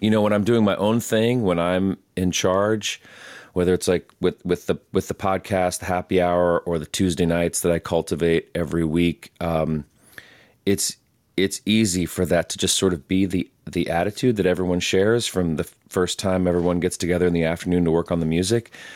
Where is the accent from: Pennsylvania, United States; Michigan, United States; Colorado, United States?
Colorado, United States; Palmer Lake; moved away as an adult; also born or lived in Durango, Colorado; now in Western North Carolina, United States; I was raised on the Front Range, like an hour south of Denver, a little town called Palmer Lake